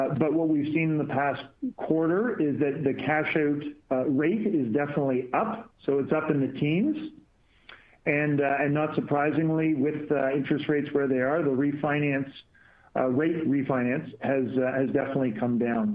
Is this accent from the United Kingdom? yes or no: no; Canada; as a Canadian being down in San Diego